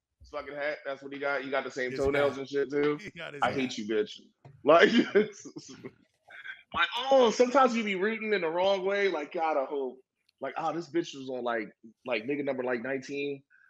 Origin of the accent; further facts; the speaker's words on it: Philadelphia, Pennsylvania, United States; I'm from West, cuz. West Philly, baby. Home of the Braves.